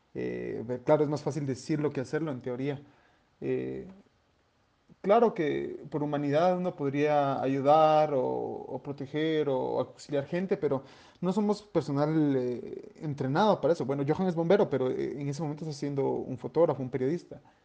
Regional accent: Guatemala; somos ciudadanos guatemaltecos

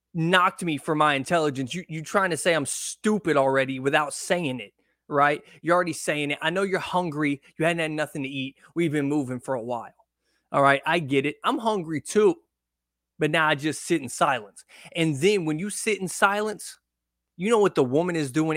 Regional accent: Texarkana, United States; moved away; I was born in Texarkana

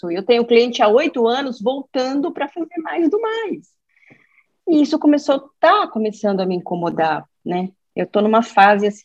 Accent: São Paulo, Brazil; É, eu sou de São Paulo, é, trabalho com.

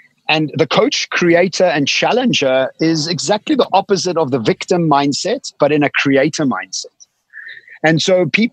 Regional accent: Eswatini; now in Cape Town, South Africa; I'm sitting on a farm. From Cape Town, I was born in Swaziland

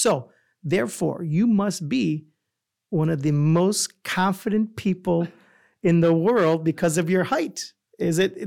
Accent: New York, United States; moved away; also born or lived in Chicago; I'm originally from New York

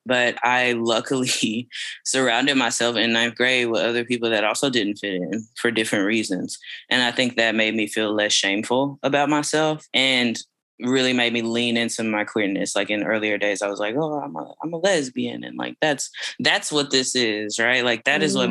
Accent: Fort Worth, Texas, United States; also born or lived in Austin, Texas; I grew up on the east side of Fort Worth, Texas

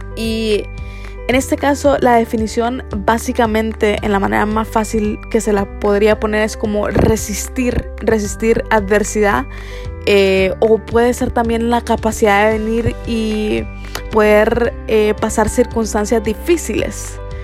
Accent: Honduras; nosotros los hondureños

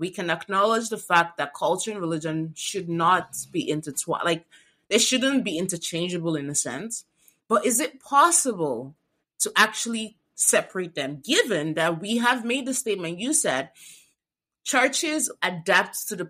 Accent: Nigeria; I grew up in Nigeria and tattoos are sin

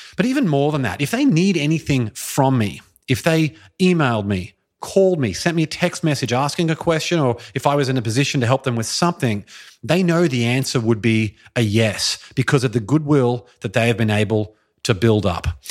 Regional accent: Brisbane, Queensland, Australia; moved away as an adult; Brisbane, Australia, which is my hometown where I grew up and lived for the first twenty-eight years of my life

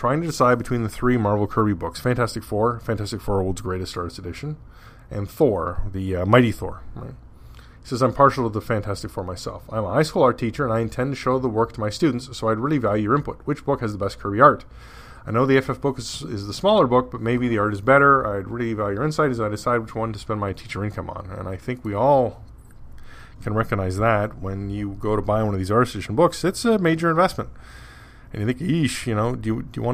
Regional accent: Canada; I'm Canadian

